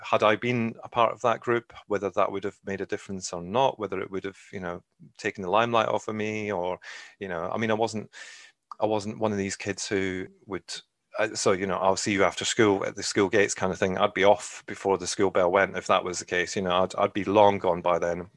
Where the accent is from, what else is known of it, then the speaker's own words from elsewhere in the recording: Scotland, United Kingdom; moved away as an adult; also born or lived in England; now in Ireland; I'm originally from Scotland, albeit I've lived, um, the majority of my life in England, actually. And I lived in Scotland till I was nineteen